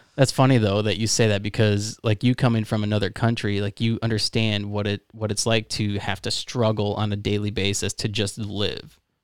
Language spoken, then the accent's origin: English; Florida, United States; I'm from Florida